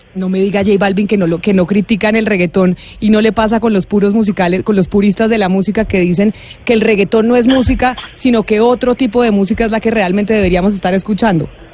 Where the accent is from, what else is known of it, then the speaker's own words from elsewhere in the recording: Colombia; nosotros como colombianos nos sentimos orgullosísimos